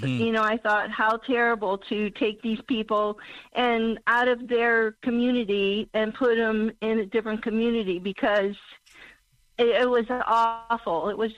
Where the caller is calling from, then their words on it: Missouri, United States; … from Missouri.